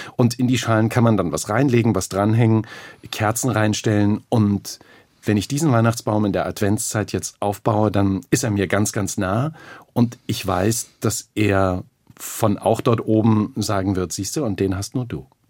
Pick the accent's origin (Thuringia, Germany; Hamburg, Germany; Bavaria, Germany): Thuringia, Germany; Aufgewachsen in Thüringen, ganz normale Verhältnisse